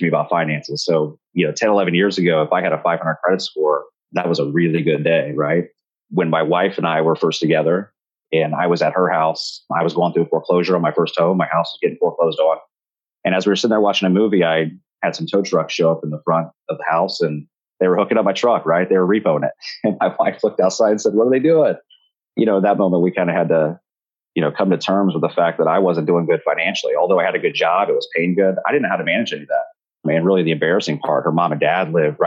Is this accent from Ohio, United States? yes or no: yes; Riverside, Ohio, United States; I grew up in Dayton, Ohio, actually a suburb of Dayton right on the border called Riverside, Ohio